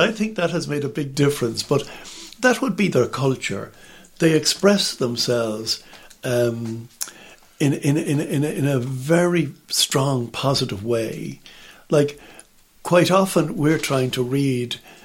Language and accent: English; Ireland; in Ireland, we just sit there on the benches, we kneel, the odd time we stand